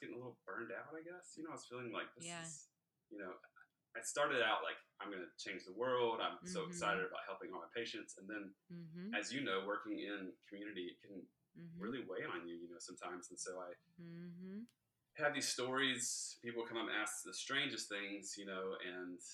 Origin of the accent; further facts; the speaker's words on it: Southeast Georgia, United States; also born or lived in Savannah, Georgia; So I'm originally from Southeast Georgia. That's where it all started.